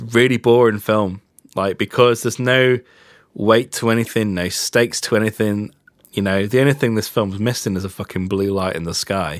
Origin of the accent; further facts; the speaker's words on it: England, United Kingdom; as an English person or as a British person